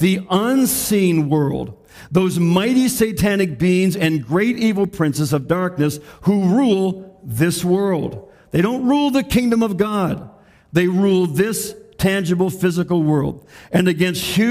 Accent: Canada; our rights and our freedoms as Canadian citizens

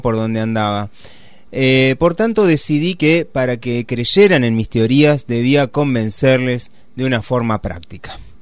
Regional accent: Río Gallegos, Santa Cruz, Argentina; yo que nací en Río Gallegos

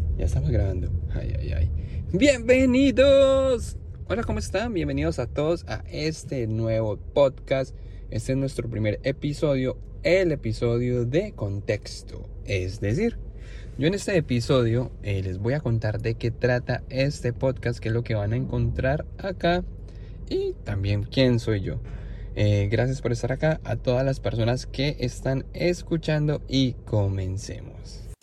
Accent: Medellín, Antioquia, Colombia; moved away as an adult; now in United States; soy de Medellín, Colombia.

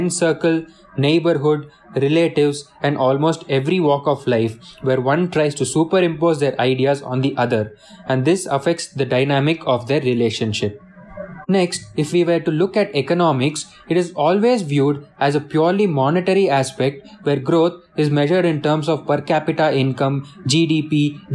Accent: South India, India; Since I am from the South

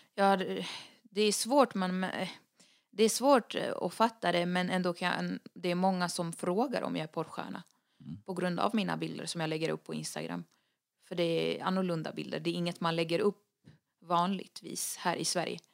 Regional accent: Lebanon; moved away; jag är den enda libanesen från både mamma och pappa

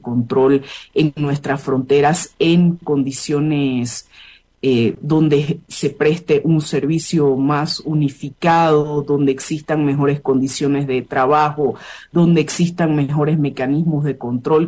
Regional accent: Bolivia; nosotras como bolivianas

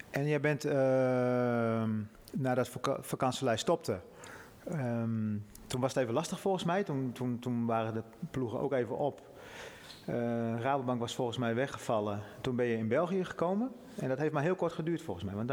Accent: North Netherlands, Netherlands; Dat wij als, als Noorderlingen gewoon ehm, het wat lastiger hebben om een contractje ergens te krijgen dan de jongens uit het, uit het Westen of uit het Zuiden.

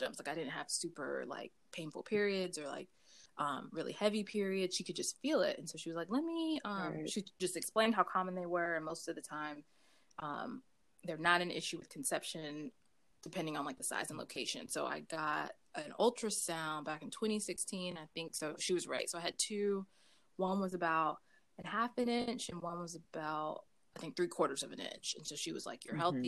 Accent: Raleigh, North Carolina, United States; moved away as an adult; now in Japan; I am originally from North Carolina, born and raised from the Triangle area in Raleigh, North Carolina

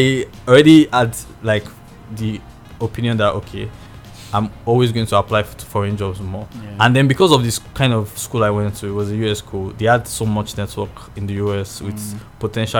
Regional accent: Nigeria

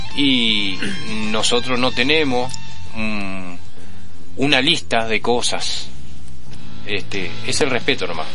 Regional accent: Uruguay; somos uruguayos

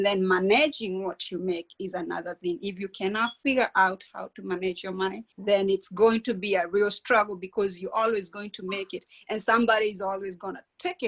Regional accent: Kenya; moved away as an adult; now in United States; I grew up in Kenya in a small town near Nairobi. I migrated to the United States when I was 20 years old

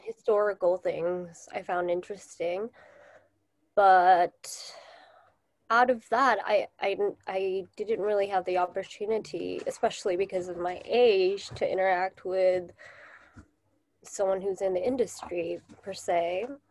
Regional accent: Tokyo, Japan; also born or lived in United States; I am originally from Japan, and I still live in Japan

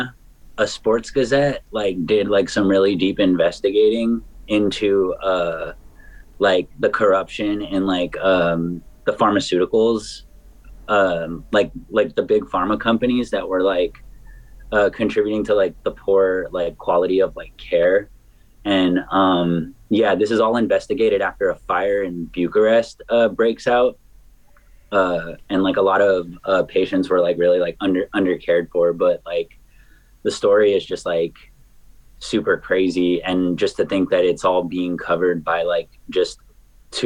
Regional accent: Hayward, California, United States; my hometown, Hayward, California, Oakland.

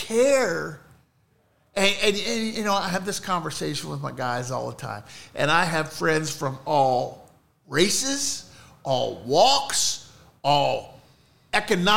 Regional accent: Ohio, United States; I'm a fucking hillbilly from Ohio

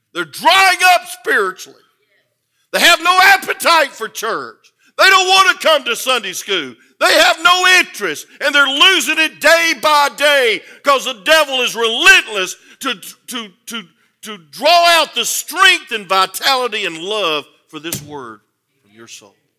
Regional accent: the South, United States; I was born in the South

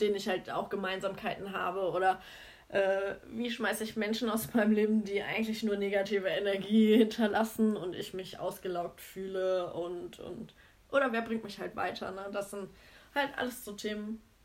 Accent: Cologne, North Rhine-Westphalia, Germany; ich komme ursprünglich aus Köln.

